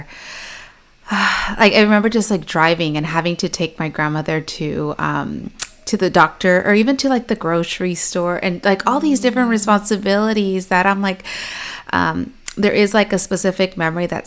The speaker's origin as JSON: {"language": "English", "town": "Chino", "region": "California", "country": "United States", "tie": "born or raised there", "said": "I actually grew up in a little city called Chino, so it's close to Pomona, it's close to the IE"}